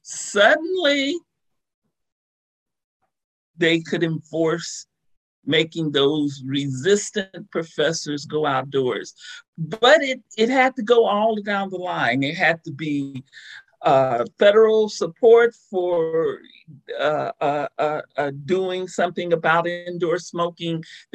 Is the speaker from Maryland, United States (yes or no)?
no; Oregon, United States; now in Ohio, United States; kind of remember when I moved to Ohio, I was in shock that they had not banned indoor smoking, because I came from Oregon and, you know, that hippy-dippy liberal state.